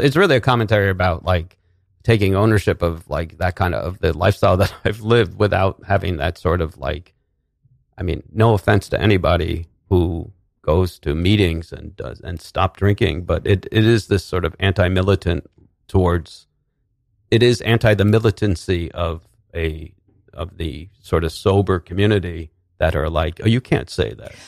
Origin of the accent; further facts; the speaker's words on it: New Rochelle, New York, United States; also born or lived in Manhattan, New York; I grew up, I was born in Manhattan. We grew up, I grew up in Westchester, in New Rochelle.